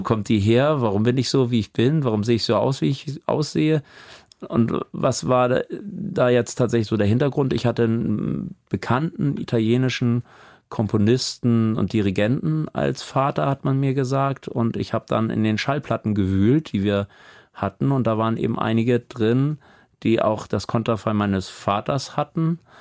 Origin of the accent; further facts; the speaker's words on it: Hamburg, Germany; moved away as an adult; also born or lived in Sülldorf, Blankenese, Hamburg; now in Amelinghausen, Germany; ich halte mich für einen Hamburger